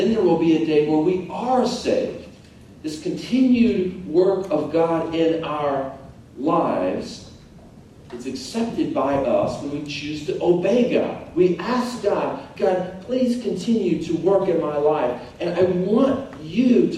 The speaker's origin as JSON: {"language": "English", "town": "Tulsa", "region": "Oklahoma", "country": "United States", "tie": "born or raised there", "said": "I grew up in Tulsa, Oklahoma"}